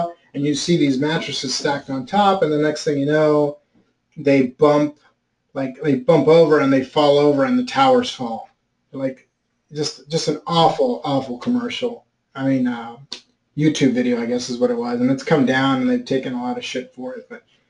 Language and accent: English; New York, United States; Probably, I was from New York.